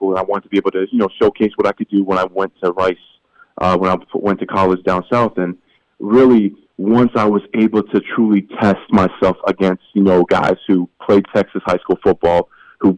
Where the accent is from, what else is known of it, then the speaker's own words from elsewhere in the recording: Canada; moved away as an adult; now in United States; me being the Canadian who ended up playing professionally in America